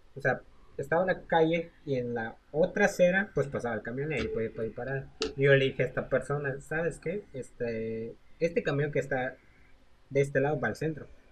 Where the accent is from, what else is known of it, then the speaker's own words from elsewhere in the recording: Mexico; siendo mexicanos